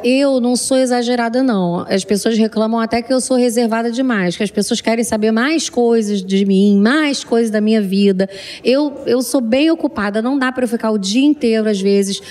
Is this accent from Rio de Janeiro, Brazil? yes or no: yes; Rio de Janeiro, Brazil; moved away; also born or lived in Fortaleza / São Paulo / Portugal; Fui criada no Rio de Janeiro, sou nascida em Fortaleza, criada no Rio de Janeiro e agora em São Paulo